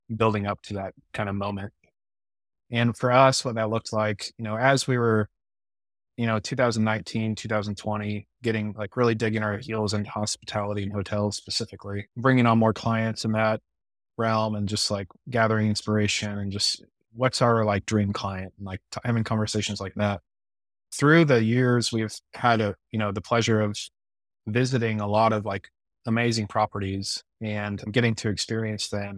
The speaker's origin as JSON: {"language": "English", "region": "Midwest", "country": "United States", "tie": "born or raised there", "said": "I'm a Midwesterner born and raised and, you know, live in the Ozarks"}